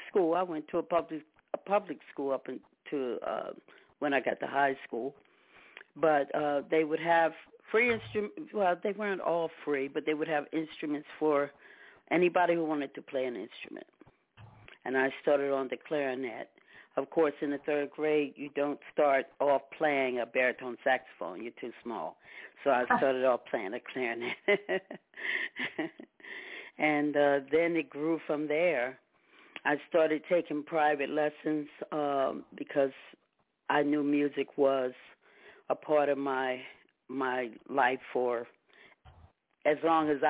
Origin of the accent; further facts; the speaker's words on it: Delaware, United States; I am from Delaware